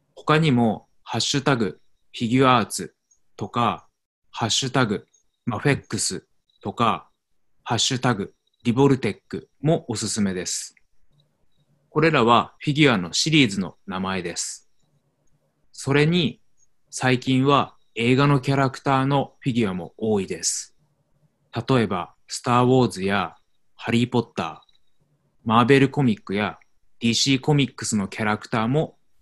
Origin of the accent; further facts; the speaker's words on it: Tokyo, Japan; moved away as an adult; also born or lived in Arizona, United States; 私は日本の東京出身ですが、アメリカのアリゾナ州にも住んでいました。去年、東京に戻りました。